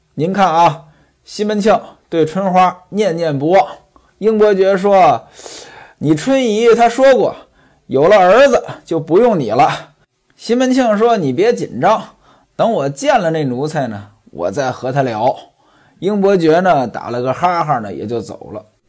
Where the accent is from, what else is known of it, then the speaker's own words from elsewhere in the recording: northern China, China; now in southern China; 在我们北方没这讲究，我记得我在北方的时候